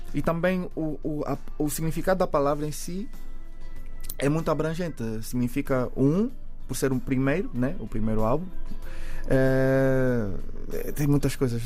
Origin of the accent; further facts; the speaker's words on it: Angola; ter crescido, nascido e crescido em Angola.